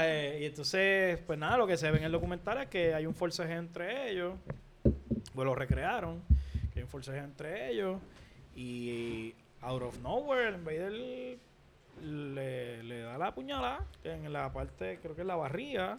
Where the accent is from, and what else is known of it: Puerto Rico